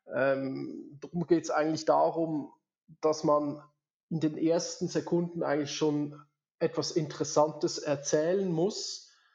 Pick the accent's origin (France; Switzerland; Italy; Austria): Switzerland; moved away as an adult; now in Lenzerheide, Switzerland; 200 Kilometer weg vom eigentlichen Daheim, wo ich aufgewachsen bin, was jetzt natürlich für unsere Schweizer Verhältnisse